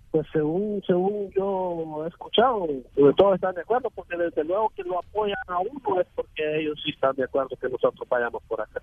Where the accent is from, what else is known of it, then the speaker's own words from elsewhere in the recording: Ocotepeque, Honduras; moved away as an adult; de Honduras, eh, de Ocotepeque